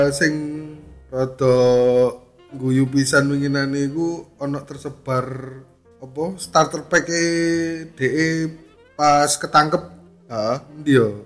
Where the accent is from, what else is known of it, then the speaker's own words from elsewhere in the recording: East Java, Indonesia; kita orang Jawa Timur